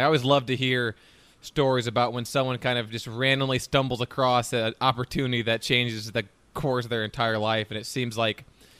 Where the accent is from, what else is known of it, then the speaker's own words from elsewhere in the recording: Chicago, Illinois, United States; Chicago, Illinois, my hometown as well